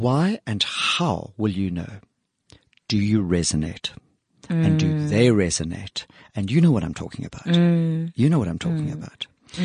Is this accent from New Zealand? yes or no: no; South Africa; our award-winning status as South African designers